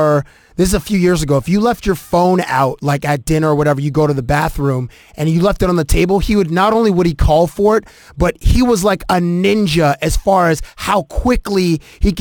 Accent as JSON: {"language": "English", "region": "southwestern Ontario", "country": "Canada", "also_born_or_lived": "Toronto", "said": "I'm from Toronto. I mean, we're from southwestern Ontario"}